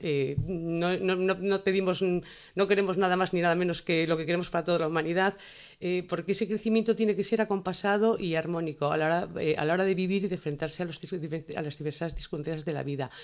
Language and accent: Spanish; Asturias, Spain; como asturiana